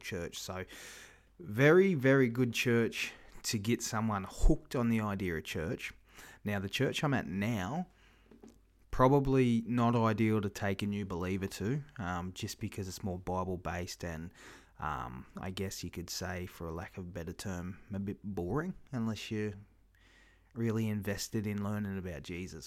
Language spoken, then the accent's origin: English; Kingaroy, Queensland, Australia; my hometown here, Kingaroy